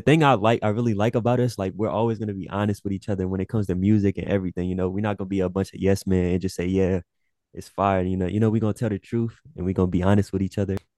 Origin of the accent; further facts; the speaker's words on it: Louisiana, United States; I'm from Louisiana